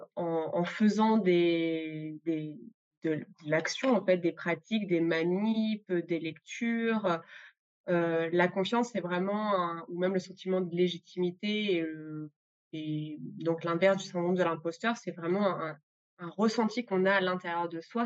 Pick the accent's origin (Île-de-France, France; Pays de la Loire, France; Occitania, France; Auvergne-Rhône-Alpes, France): Auvergne-Rhône-Alpes, France; Grenoble; je viens de Grenoble